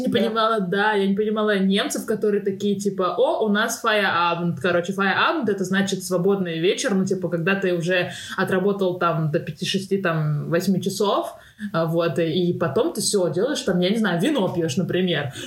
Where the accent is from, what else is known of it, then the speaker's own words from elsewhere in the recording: Tashkent, Uzbekistan; moved away; also born or lived in Moscow; я из Ташкента